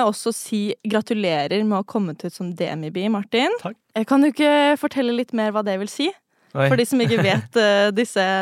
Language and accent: Norwegian; Gjøvik, Innlandet, Norway; Jeg er fra Gjøvik.